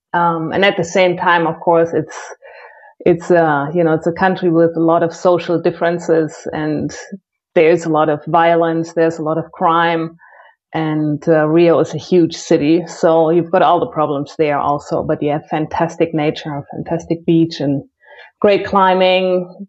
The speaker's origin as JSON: {"language": "English", "town": "Cologne", "region": "North Rhine-Westphalia", "country": "Germany", "also_born_or_lived": "Brazil", "said": "Well, I am originally from Cologne, but I've moved around quite a bit."}